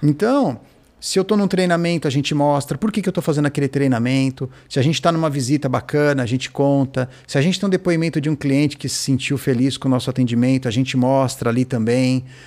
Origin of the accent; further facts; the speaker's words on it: Brazil; Eu sou brasileiro